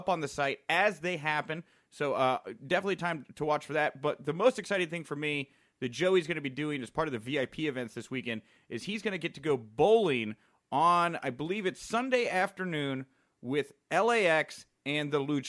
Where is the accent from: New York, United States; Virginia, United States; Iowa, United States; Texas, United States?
Texas, United States; I'm from Texas, where bowling was like a athletic thing we had to do in high school